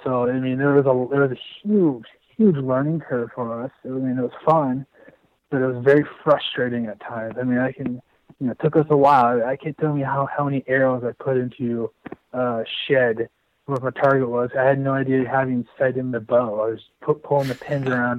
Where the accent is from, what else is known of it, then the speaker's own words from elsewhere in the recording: Indianola, Iowa, United States; moved away; I grew up in Iowa. I'm from you know south central Iowa, uh, south around Indianola area